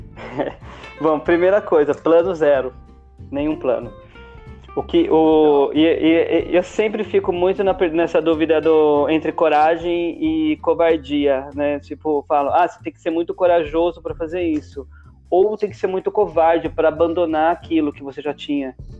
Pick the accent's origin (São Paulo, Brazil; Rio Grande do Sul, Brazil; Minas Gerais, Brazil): São Paulo, Brazil; interior of; moved away as an adult; eu sou do interior de São Paulo